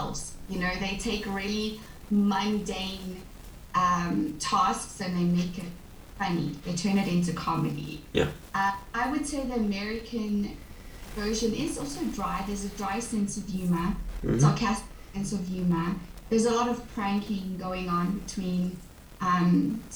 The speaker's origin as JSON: {"language": "English", "country": "South Africa", "first_language": "English", "said": "I'm from South Africa, and I'm an online English teacher."}